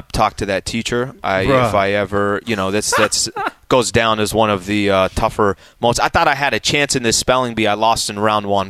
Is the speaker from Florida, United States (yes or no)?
no; El Cajon, California, United States; I'm from East County, which is in El Cajon, San Diego, okay? That's where I'm from.